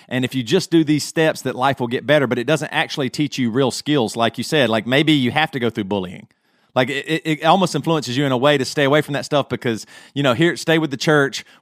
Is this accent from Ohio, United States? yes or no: no; Greer, South Carolina, United States; Matt and I grew up in Greer, South Carolina, in the '80s